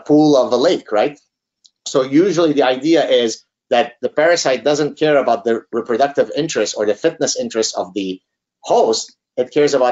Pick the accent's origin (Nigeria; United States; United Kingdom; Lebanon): Lebanon; moved away; growing up in Lebanon as a part of the last Lebanese Jews that had steadfastly refused to leave Lebanon